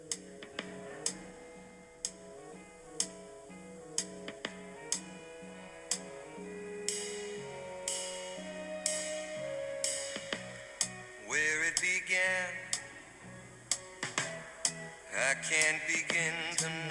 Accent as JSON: {"language": "English", "town": "University City", "region": "Missouri", "country": "United States", "tie": "born or raised there", "said": "where I grew up in University City"}